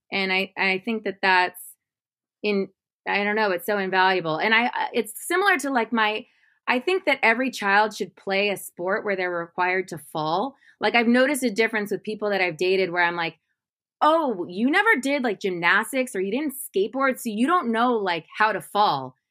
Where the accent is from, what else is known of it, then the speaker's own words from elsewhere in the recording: Modesto, California, United States; moved away; I'm from Modesto, California, which is like you know, there's just not much art there.